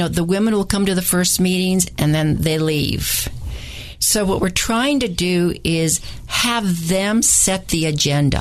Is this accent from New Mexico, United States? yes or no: yes; New Mexico, United States; I'm from New Mexico, so that's really ingrained in me about language and who we are as a great people